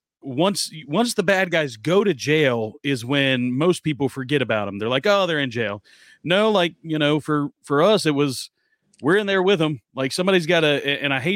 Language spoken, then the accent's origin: English; United States; we're American over here